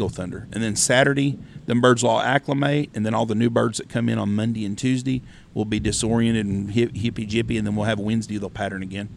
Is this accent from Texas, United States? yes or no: yes; Wichita Falls, Texas, United States; When I was a kid growing up in Wichita Falls